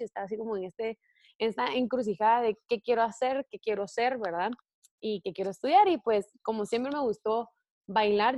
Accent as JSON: {"language": "Spanish", "country": "Guatemala", "said": "yo soy de Guatemala"}